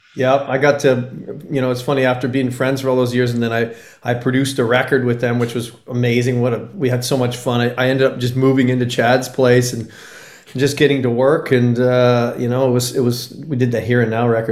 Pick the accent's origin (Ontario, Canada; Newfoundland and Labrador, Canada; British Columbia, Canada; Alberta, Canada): British Columbia, Canada; Comox Valley, Vancouver Island; moved away as an adult; also born or lived in Los Angeles; I literally moved back to my hometown of the Comox Valley on Vancouver Island